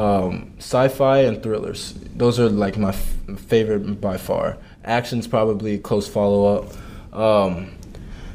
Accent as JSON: {"language": "English", "town": "Kansas City", "region": "Missouri", "country": "United States", "tie": "born or raised there", "moved": "as an adult", "lives_now": "Madison, United States", "said": "I'm from Kansas City, and I went to an all-boys high school, Rockhurst High School"}